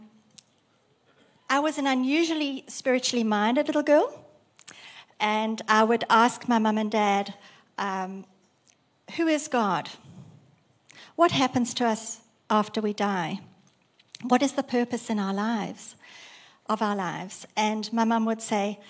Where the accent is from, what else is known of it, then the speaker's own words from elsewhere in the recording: South Africa; moved away as an adult; now in Australia; I was raised in South Africa, grown up in South Africa, and immigrated in 1999 to Australia.